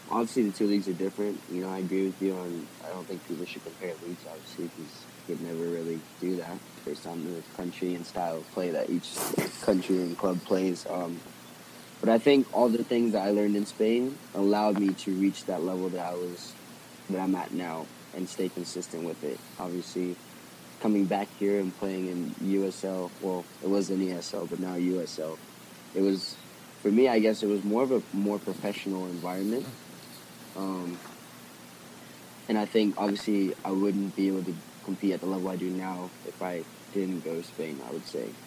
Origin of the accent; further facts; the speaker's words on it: United States; But I think obviously me being an American player